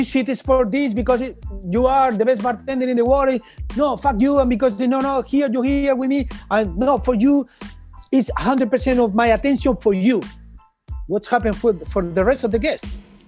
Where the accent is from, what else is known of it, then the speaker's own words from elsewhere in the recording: New York, United States; English is a second language; My friend, he's from Spain, he's here, I'm from New York.